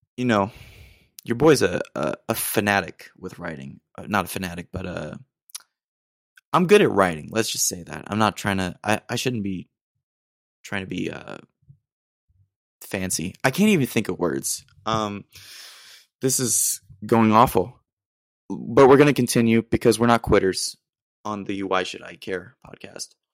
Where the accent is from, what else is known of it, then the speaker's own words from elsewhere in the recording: Austin, Texas, United States; moved away as an adult; now in San Marcos, United States; I'm originally from Austin, but right now I'm in San Marcos